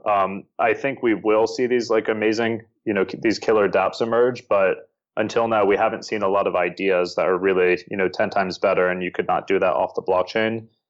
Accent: Northern Virginia, United States; moved away as an adult; also born or lived in Bangkok, Thailand; now in Seoul, South Korea; I am from the U S, uh, in Northern Virginia, right outside of Washington, D C.

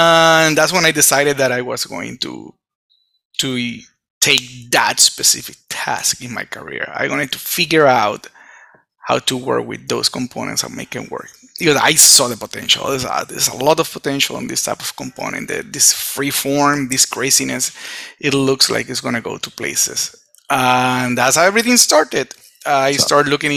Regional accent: Puerto Rico; I was born in Puerto Rico. Come from Puerto Rico

